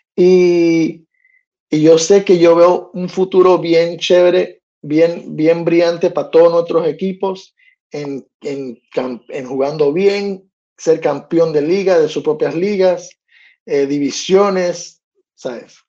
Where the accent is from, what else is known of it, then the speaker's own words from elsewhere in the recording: United States; de aquí de Estados Unidos, de país donde yo vivo, donde yo nací todo. Aunque tengo familia hispana